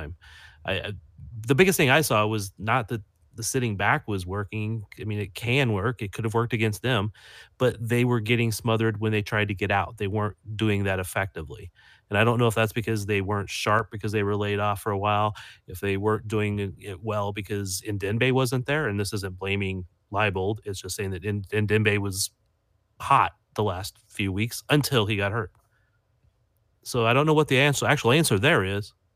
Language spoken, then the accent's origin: English; Midwest, United States; I'm from the Midwest.